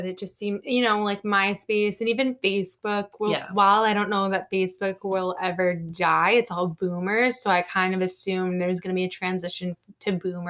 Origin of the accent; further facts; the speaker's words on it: South Shore, Massachusetts, United States; I'm from the South Shore, there's like Carver, Plymouth.